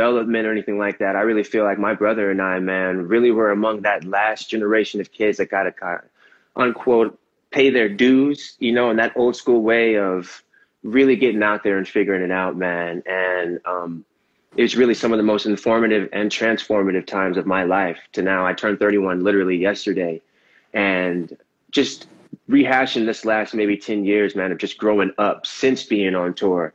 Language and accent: English; Raleigh, North Carolina, United States; moved away; also born or lived in Torrance; fly back home to my hometown in Raleigh